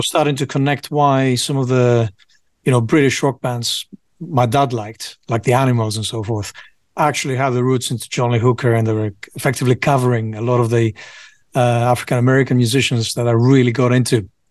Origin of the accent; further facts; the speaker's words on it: Piraeus, Attica, Greece; moved away as an adult; also born or lived in United Kingdom; I grew up in Greece mostly